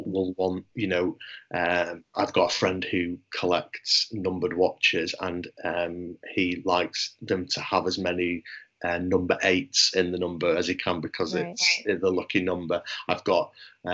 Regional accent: England, United Kingdom; as an Englishman

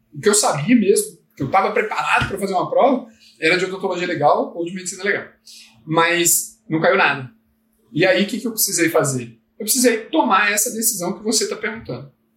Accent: Brasília, Federal District, Brazil; eu quero ficar aqui no DF, que é a cidade onde eu nasci, Brasília

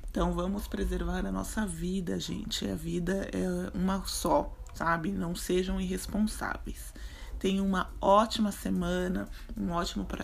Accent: São Paulo, Brazil; Para quem não sabe, sou de São Paulo.

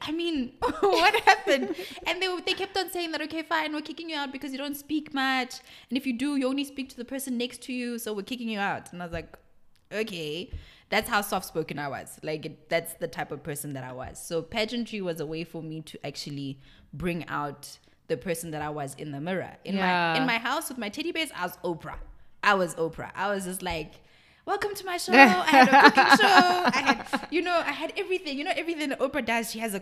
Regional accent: Rustenburg, North West, South Africa; moved away; I was born and raised in Rustenburg

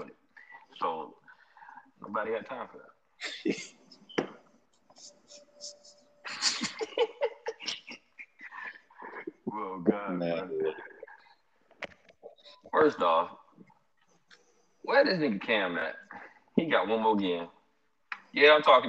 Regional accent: Pensacola, Florida, United States; moved away as an adult; now in Orlando, United States; I'm from Pensacola, Florida

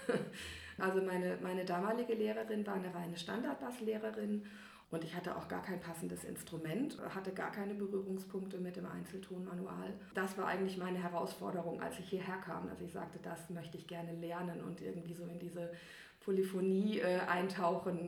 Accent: near Giessen, Hesse, Germany; now in Riedstadt, Germany; in der Nähe von Gießen, also auch in, in Hessen

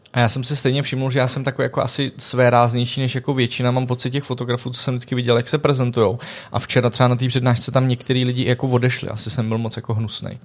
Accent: Czechia; já jsem jako jediný Čech

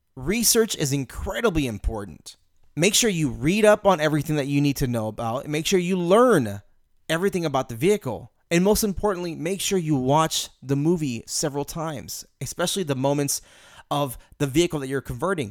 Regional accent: Houston, Texas, United States; I'm from Houston

